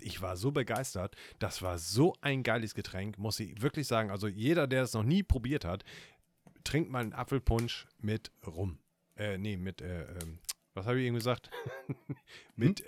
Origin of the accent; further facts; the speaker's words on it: Northern Germany, Germany; Gerade als Norddeutscher hat man äh, Kartoffeln, da wird man mit aufgezogen